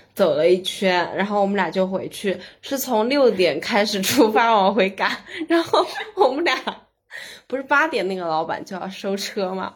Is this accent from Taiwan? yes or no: no; Sichuan, China; 作为一个四川人，从小的家庭旅游项目就是爬山